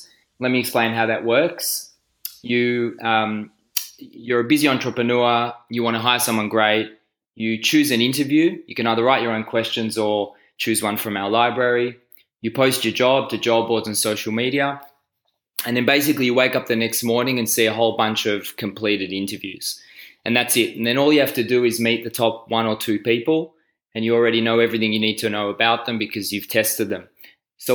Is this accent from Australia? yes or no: yes; Australia; also born or lived in Israel; I'm from Australia. Actually from Israel and Australia, but I live in Melbourne.